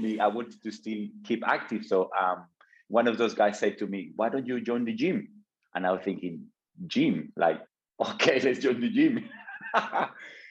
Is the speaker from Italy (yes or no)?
no; Colombia; moved away; back home. I'm from Colombia. I came from a small village